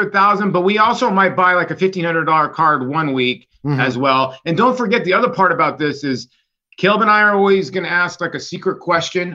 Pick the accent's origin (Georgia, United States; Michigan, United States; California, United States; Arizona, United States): Arizona, United States; moved away; also born or lived in Brooklyn, New York / Garden City, New York; born in Brooklyn, and then we grew up in Arizona